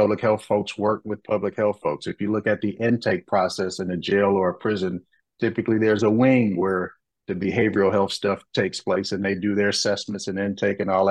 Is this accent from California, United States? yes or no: no; Detroit, Michigan, United States; I came from Detroit, Michigan in 1991. I grew up in that city